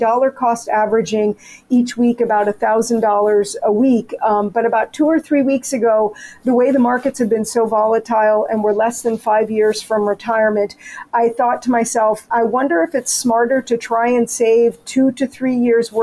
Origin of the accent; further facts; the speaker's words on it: United States; moved away as an adult; now in Canada; I'm an American